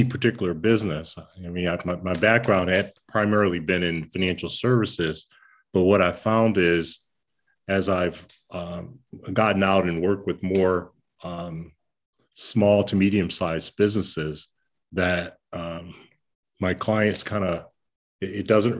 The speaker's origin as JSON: {"language": "English", "town": "Detroit", "region": "Michigan", "country": "United States", "tie": "born or raised there", "said": "Growing up in Detroit, in a city where we had three of the Fortune 10 companies at that time"}